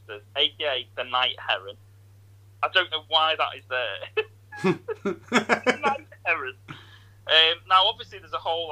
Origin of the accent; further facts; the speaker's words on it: Ormskirk, North West England, United Kingdom; I'm from Ormskirk